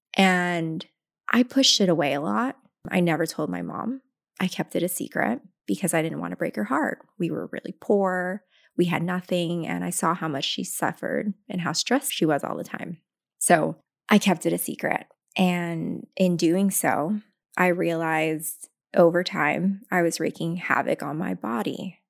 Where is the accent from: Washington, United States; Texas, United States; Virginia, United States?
Washington, United States; Tacoma; also born or lived in Philippines; grew up very, very poor from Tacoma, Washington